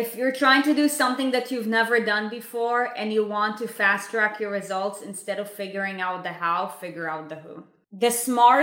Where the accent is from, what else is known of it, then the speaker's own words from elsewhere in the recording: Israel; I was brought up in Israel in a Jewish home